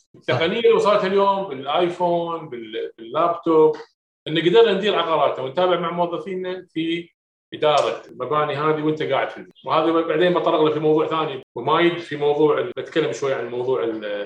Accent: Kuwait; هنا عندنا في الكويت

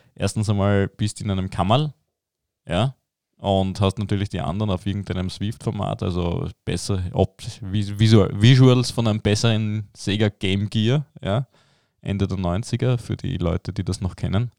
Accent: Belgium; ich als Belgier

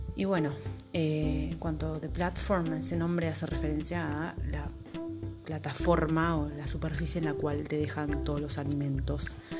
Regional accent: Argentina; mi país, en Argentina

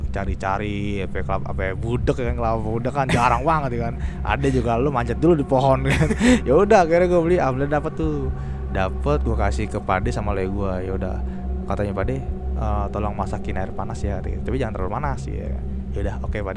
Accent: Central Java, Indonesia; daerah gua Jawa Tengah akhirnya pulang kampung ke daerah gua ya kan

